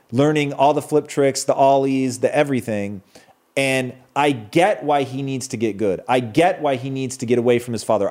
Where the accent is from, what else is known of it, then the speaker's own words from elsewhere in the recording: Tacoma, Washington, United States; I grew up in Tacoma, Washington